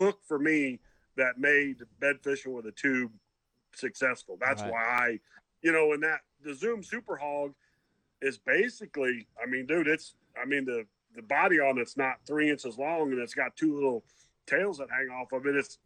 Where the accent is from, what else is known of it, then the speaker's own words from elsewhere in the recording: northern Michigan and northern Indiana, United States; I grew up north in Michigan and northern Indiana